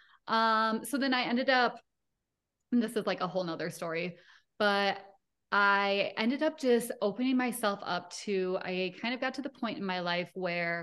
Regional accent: Rochester, Minnesota, United States; also born or lived in Denver, Colorado; now in Littleton, United States; I grew up in Rochester, Minnesota

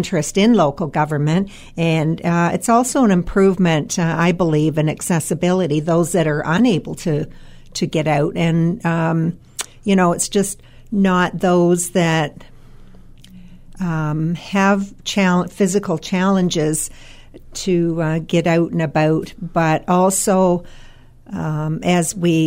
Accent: Collingwood, Ontario, Canada; growing up in Collingwood

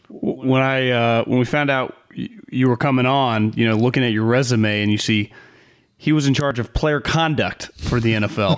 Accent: Davis, California, United States; was born and raised in Davis

